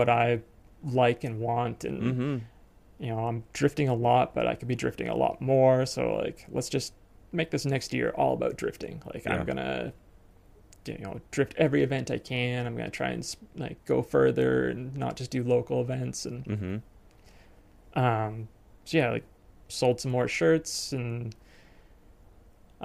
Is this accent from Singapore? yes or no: no; British Columbia, Canada; moved away as an adult; also born or lived in Kamloops, British Columbia; now in Sandwich, United States; I'm from British Columbia and now I live in Sandwich, Massachusetts